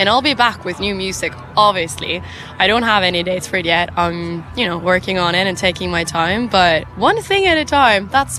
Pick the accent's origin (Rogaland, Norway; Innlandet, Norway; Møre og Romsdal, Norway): Møre og Romsdal, Norway; Ålesund; now in Oslo, Norway; I'm from Norway, yeah. I still live there. I'm from a part, like the west coast, so it's a place called Ålesund. It's really small, like shipping town, fish, shipping, coasts, boats. But I live in the capital now, Oslo.